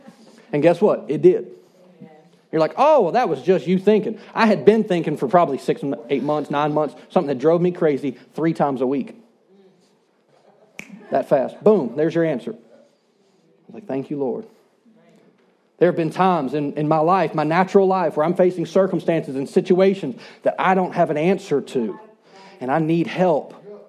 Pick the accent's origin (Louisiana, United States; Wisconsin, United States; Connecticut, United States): Louisiana, United States; Shreveport; I grew up in Shreveport, and I grew up on the rivers.